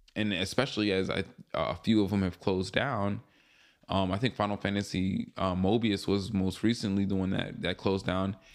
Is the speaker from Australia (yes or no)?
no; Long Island, New York, United States; moved away; I used to live in Long Island. I grew up in Long Island